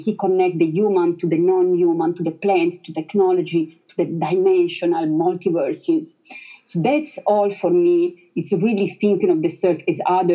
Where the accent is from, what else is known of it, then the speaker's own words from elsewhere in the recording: Italy; English is a second language; moved away; I'm originally from Italy